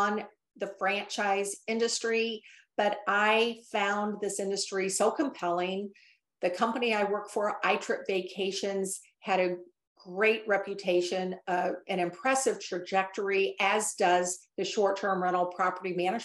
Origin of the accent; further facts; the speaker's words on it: central Illinois, United States; moved away as an adult; also born or lived in Nashville, Tennessee; I just relocated about a year ago back to my hometown in central Illinois to be near family.